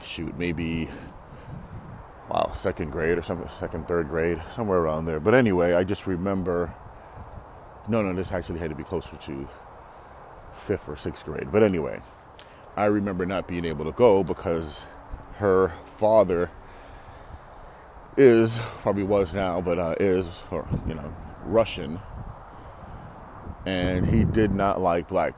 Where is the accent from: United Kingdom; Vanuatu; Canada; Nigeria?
Canada; Toronto, Ontario; as a kid, growing up in Toronto